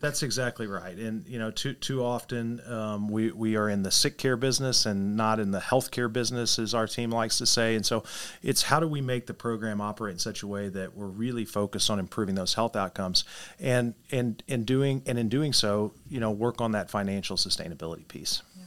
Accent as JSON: {"language": "English", "town": "Poplar Bluff", "region": "Missouri", "country": "United States", "tie": "born or raised there", "said": "my hometown of Poplar Bluff"}